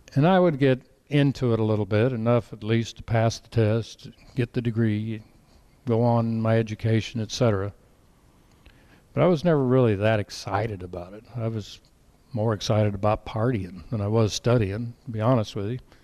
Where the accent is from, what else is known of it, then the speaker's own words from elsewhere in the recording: Colorado, United States; I grew up in Colorado